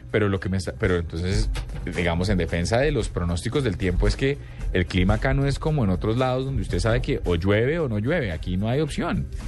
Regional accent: Bogotá, Colombia; Yo soy bogotano

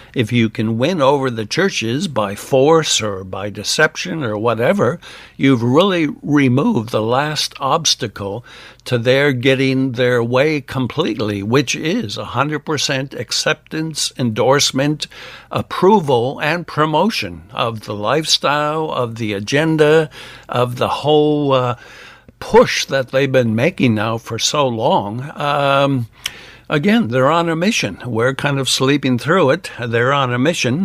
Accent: United States; now in Australia; I'm an American

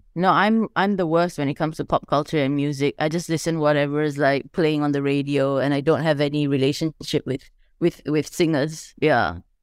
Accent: Malaysia; as a Malaysian

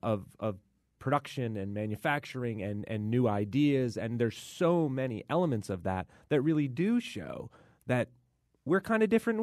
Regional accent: Texas, United States; born there; I was born in Texas.

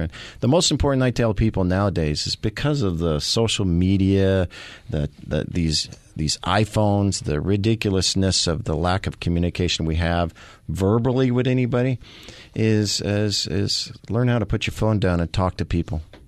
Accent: the Ozarks, Missouri, United States; also born or lived in Kansas City, Missouri; now in Phoenix, United States; I am from the Missouri, the Ozarks. I was born in the Ozarks

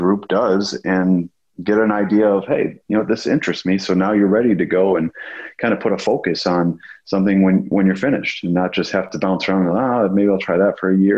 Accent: Wisconsin, United States; I grew up in Wisconsin, a small town

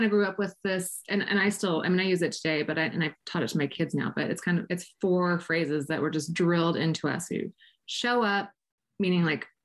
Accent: Spokane, Washington, United States; I grew up in Spokane, Washington

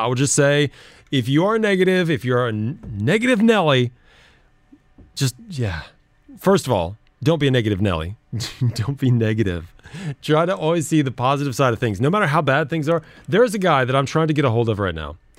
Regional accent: United States; moved away; I'm American

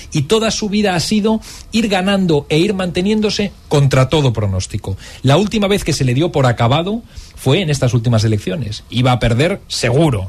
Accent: Spain

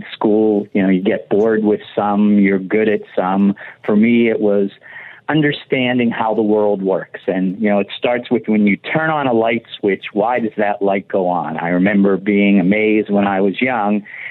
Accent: Pittsburgh, Pennsylvania, United States; moved away as an adult; also born or lived in Ann Arbor, Michigan / St. Louis, Missouri; now in Oakland, United States; I grew up in Pittsburgh, Pennsylvania, and went to public schools through high school in the city of Pittsburgh

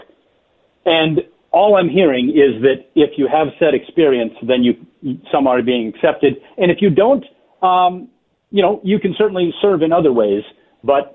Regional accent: United States

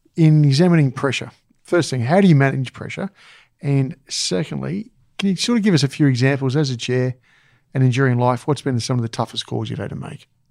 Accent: Australia; as an Australian

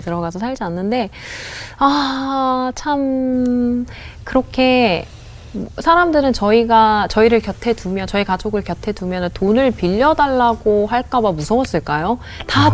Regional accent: Irvine, California, United States; accent: 교포 발음 (Korean-American accent); Korean is a second language; moved away as an adult; now in South Korea; 미국에서 태어나서

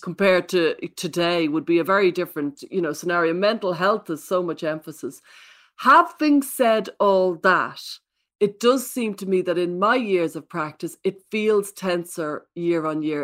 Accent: Ireland; I come from Catholic Ireland

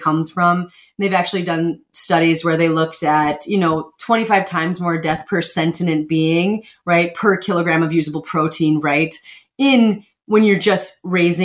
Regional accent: Montana, United States; I grew up in Montana, first off, so I'm familiar with the realities of agriculture

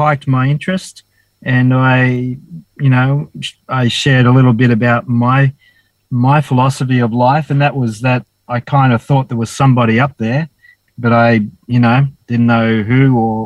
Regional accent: Dapto, New South Wales, Australia; born or raised there; also born or lived in Wollongong; now in Cooktown, Australia

